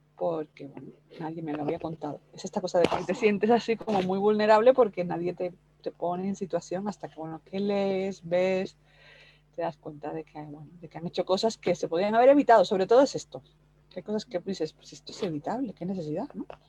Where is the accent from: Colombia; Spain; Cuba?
Cuba; moved away; yo soy cubana